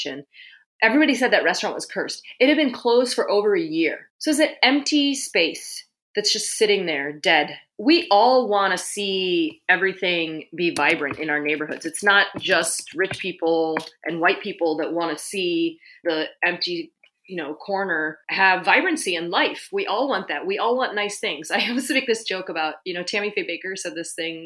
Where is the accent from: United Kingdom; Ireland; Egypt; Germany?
United Kingdom; London; now in Bay Area, United States; I was born in London.